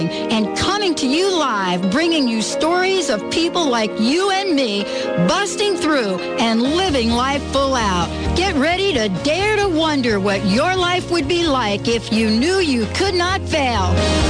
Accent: New York, United States; I'm from New York

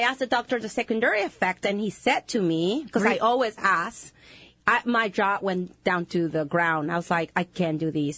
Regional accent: Honduras; English is a second language; moved away; I'm from Honduras.

